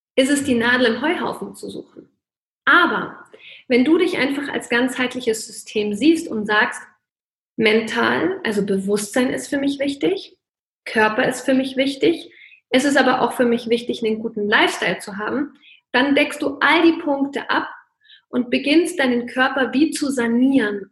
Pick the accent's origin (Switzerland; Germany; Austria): Germany; Bavaria; bei uns in Bayern